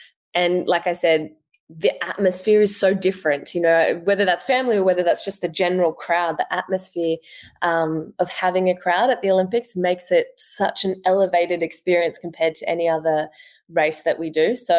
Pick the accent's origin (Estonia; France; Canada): France; born there; knowing, I guess, that I was born in France is really special.